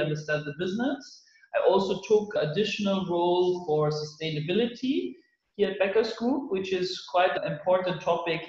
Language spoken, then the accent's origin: English; Munich, Bavaria, Germany; moved away as an adult; now in Berlin, Germany; I was born in Munich, that is in the south of Germany. And now I landed in Berlin